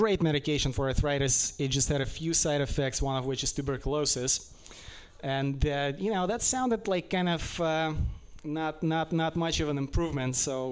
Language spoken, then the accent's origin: English; Russia; English is a second language; now in United States; I'm from Russia